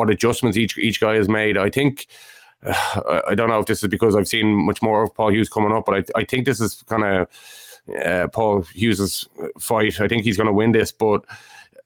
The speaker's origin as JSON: {"language": "English", "country": "Ireland", "said": "we're Irish"}